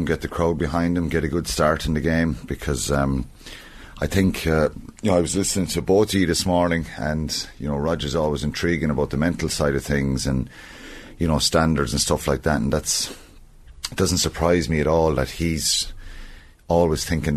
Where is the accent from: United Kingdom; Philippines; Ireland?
Ireland; we're good as Irish people